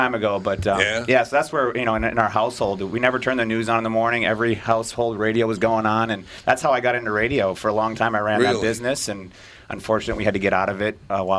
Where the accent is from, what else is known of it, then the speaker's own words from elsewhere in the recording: Mound, Minnesota, United States; I grew up out in Mound.